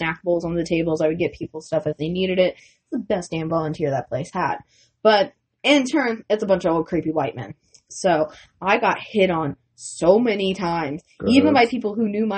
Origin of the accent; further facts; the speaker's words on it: Canada; I am Canadian